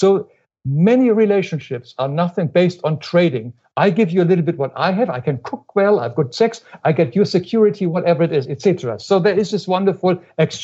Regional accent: Germany; moved away as an adult; now in United States; When I grew up in Germany, of course, we do not say I love you to our parents or anything

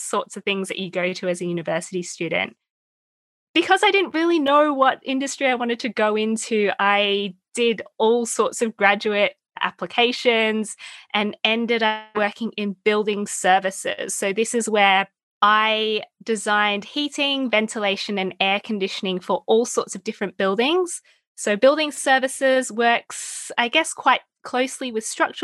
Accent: Melbourne, Victoria, Australia; You can probably tell by my accent. I'm from Melbourne, Australia, where I went to school

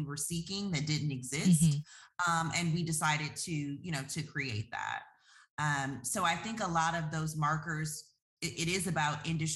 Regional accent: Detroit, Michigan, United States; moved away as an adult; our hometown where we're from

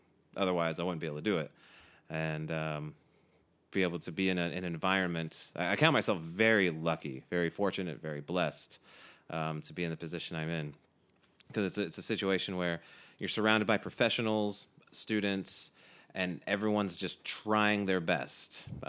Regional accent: Southeast, United States; Yeah, I grew up Protestant in the Southeast U.S.

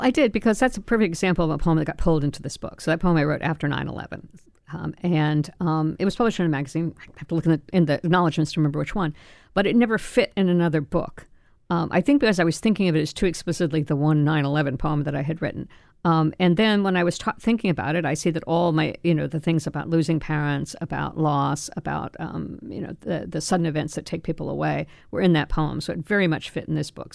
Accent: Florida, United States; also born or lived in France; I'd grown up in Florida and never taken Spanish, I was born in France

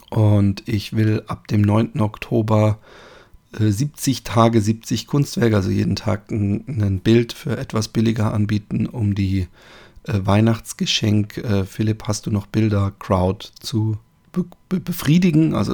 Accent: Baden-Württemberg, Germany; riecht es in meiner Heimat im schönen Baden-Württemberg anders, wenn man da über die Felder läuft.

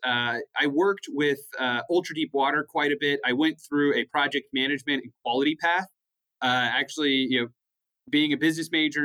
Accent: West Texas, United States; also born or lived in Lubbock, Texas; I was born and raised in West Texas

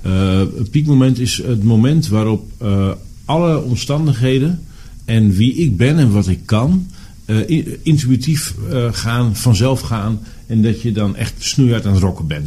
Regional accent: Borger, Drenthe, Netherlands; Diep, diep in de binnenlanden van Drenthe.

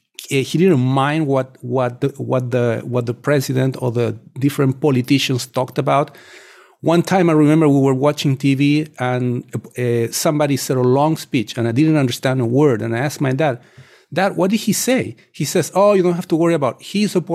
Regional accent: Chile; English is a second language; moved away as an adult; now in United States; You know, I come from Chile. At the time when I was growing up in the 70s, the inflation index was published pretty much twice a week on all major newspapers in my country.

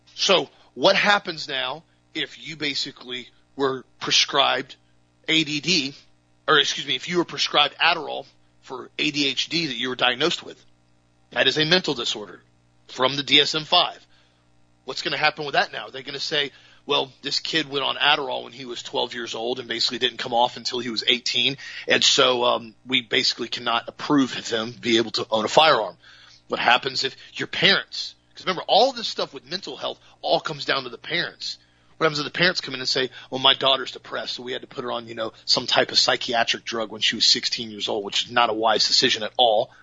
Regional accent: United States; as a patriot, as an American, as a Christian, as a family man

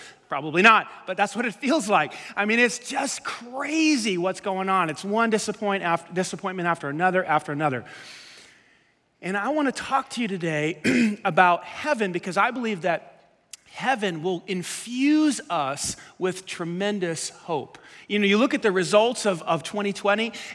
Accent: New York City, New York, United States; We grew up in Staten Island

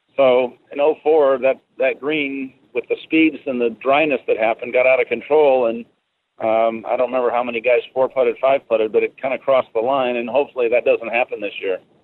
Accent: Seattle, Washington, United States; now in Orlando, United States; I'm originally from the Seattle area

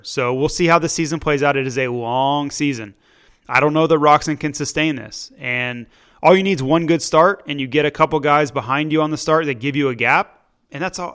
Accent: Florida, United States; we're both from Florida and Tampa Bay

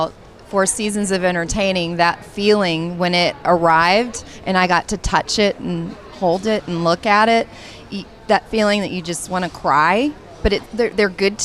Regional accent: Pacific Northwest, United States; also born or lived in the South; now in Southern United States; I'm from the Pacific Northwest

